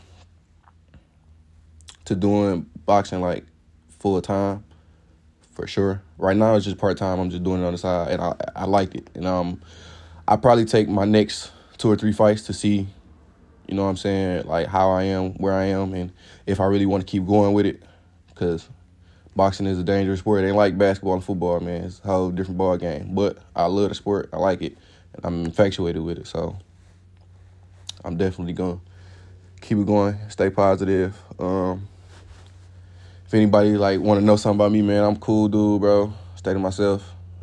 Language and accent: English; Detroit, Michigan, United States; I'm from Detroit, from the east side of Detroit.